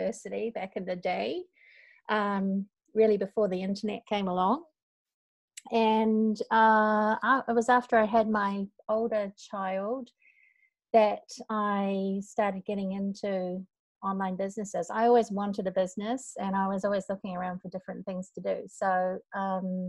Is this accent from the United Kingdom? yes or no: no; North Island, New Zealand; moved away as an adult; now in Osaka, Japan; we are both from New Zealand, although I'm from the North Island. I live in Japan, in Osaka, or just out of Osaka, and I've lived here for, it's embarrassing to say, but I've lived here for over 20 years.